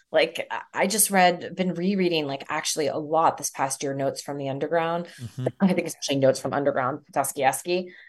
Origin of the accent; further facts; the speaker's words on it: Canada; also born or lived in Philadelphia, United States; I grew up in Canada and from Philly, you know, like, what do I actually really know about Mumbai?